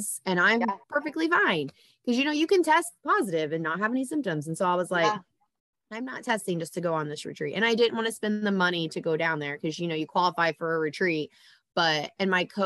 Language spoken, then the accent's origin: English; Indiana, United States; I'm from Indiana